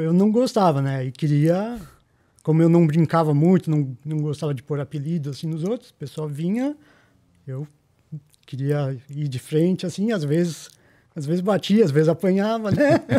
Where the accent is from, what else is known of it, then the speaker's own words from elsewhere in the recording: São Paulo, Brazil; Eu sou aqui de Pirituba.